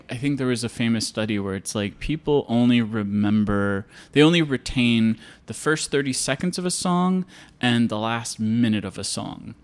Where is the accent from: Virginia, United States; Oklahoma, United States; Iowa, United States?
Iowa, United States; I grew up in Iowa, eh, on a farm